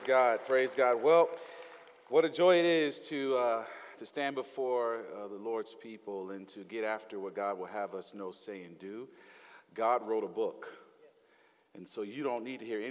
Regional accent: the South, United States; accent: Southern twang; I'm from the South. I'm put a little Southern twang on that thing

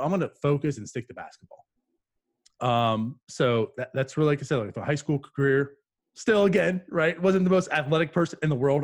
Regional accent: New Castle, Pennsylvania, United States; moved away as an adult; also born or lived in New Brunswick, New Jersey / Piscataway, New Jersey; now in Jacksonville, United States; I was born there, but I always consider myself I grew up in Pennsylvania

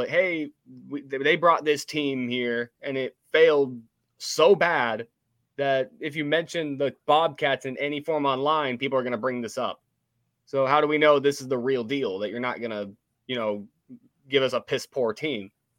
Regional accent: Huntsville, Alabama, United States; also born or lived in Missouri; Growing up in Huntsville

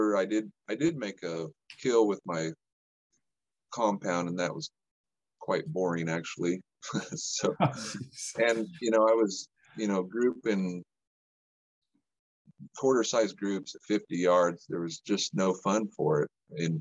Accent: New Mexico, United States; I grew up in New Mexico

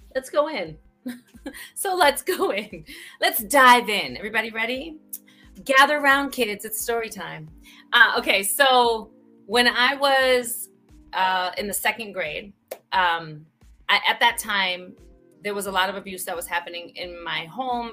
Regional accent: New York City, New York, United States; I grew up in the Bronx

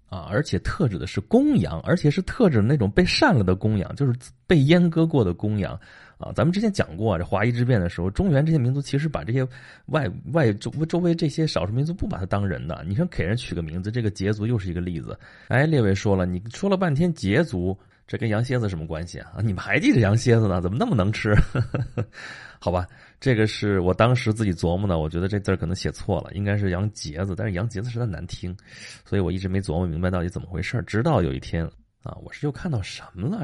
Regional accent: Dong'a, Shandong, China; 东阿王就在我们老家那边儿

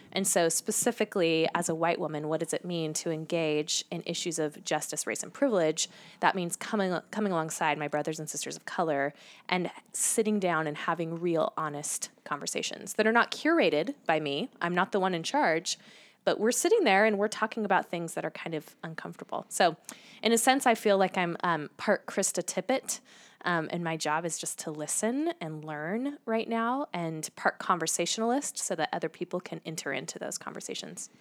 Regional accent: Salem, Oregon, United States; I grew up in the Pacific Northwest

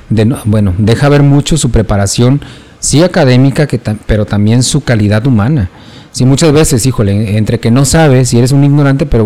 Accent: Mexico

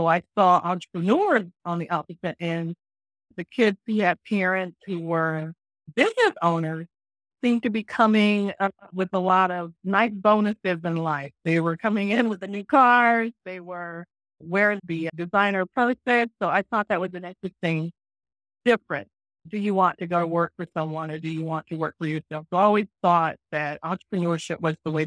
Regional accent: Florida, United States; moved away as an adult; I was born and raised in Florida, attended the University of Florida

